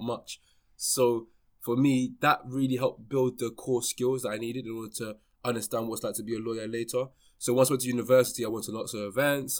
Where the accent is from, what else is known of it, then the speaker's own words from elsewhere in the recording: London, United Kingdom; born and raised in London, um, you know, I lived in London my whole life, more towards West London